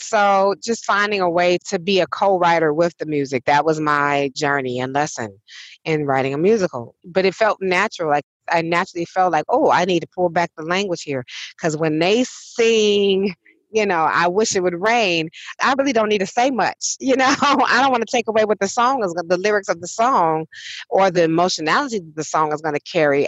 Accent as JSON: {"language": "English", "town": "Detroit", "region": "Michigan", "country": "United States", "tie": "born or raised there", "said": "growing up in Detroit, not only from my elders, but also from my peers, has shaped my Detroit education"}